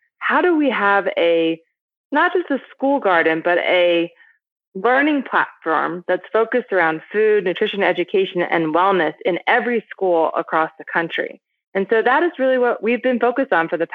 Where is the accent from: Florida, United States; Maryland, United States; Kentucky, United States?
Maryland, United States; Baltimore; moved away as an adult; also born or lived in Berkeley, California; I grew up on the East Coast in the United States in a city called Baltimore